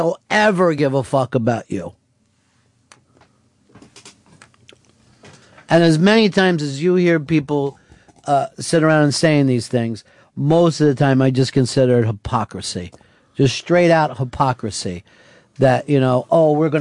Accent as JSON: {"language": "English", "country": "United States"}